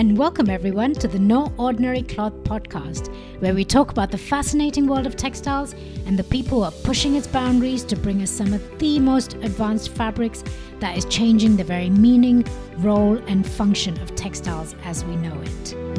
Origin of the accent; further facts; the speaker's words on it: India; moved away as an adult; also born or lived in Sweden / Singapore; growing up in India, the rich textile heritage crafts were always a big part of my life